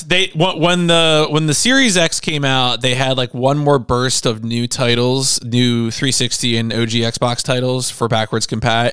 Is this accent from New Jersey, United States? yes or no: yes; New Jersey, United States; We're two guys from Jersey